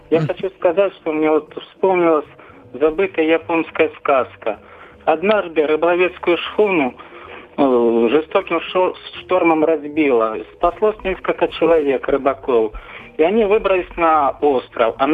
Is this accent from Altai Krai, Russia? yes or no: yes; Barnaul, Altai Krai, Russia; Я из Барнаула.